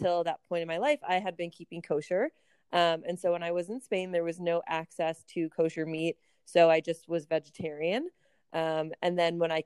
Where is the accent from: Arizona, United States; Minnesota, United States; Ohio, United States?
Minnesota, United States; Minneapolis; moved away as an adult; also born or lived in Kansas; now in Chicago, United States; I grew up in Minneapolis